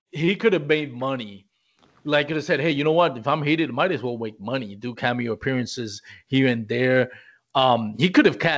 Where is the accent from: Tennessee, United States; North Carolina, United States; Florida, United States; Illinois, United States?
Illinois, United States; Chicago; I'm from Chicago, man.